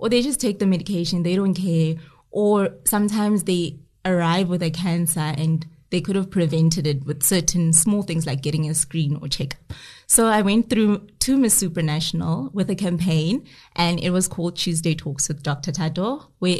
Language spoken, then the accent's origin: English; South Africa; we have as South African women